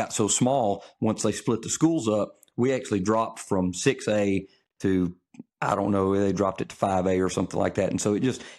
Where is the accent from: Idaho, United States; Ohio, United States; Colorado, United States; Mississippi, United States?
Mississippi, United States; Olive Branch; also born or lived in Memphis; I was born in Memphis, but I'm, for all intents and purposes, I'm from DeSoto County. So I graduated high school in Olive Branch.